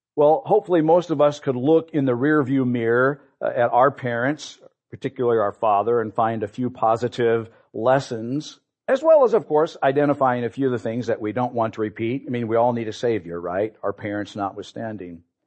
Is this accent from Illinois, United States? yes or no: yes; Peoria, Illinois, United States; We grew up here in Peoria